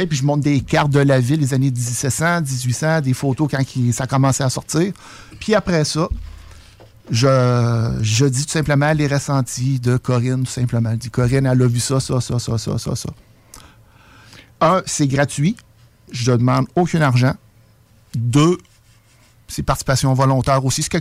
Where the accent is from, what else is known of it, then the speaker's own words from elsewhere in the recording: France; un, je suis française